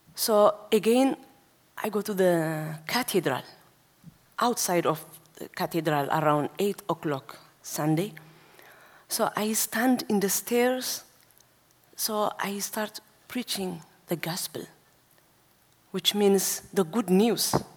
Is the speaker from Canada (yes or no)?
no; Asmara, Eritrea; now in Denmark; I was born in Asmara, which means capital city of Eritrea. So when I was eight years old, I, stand, I start to attend uh, Orthodox church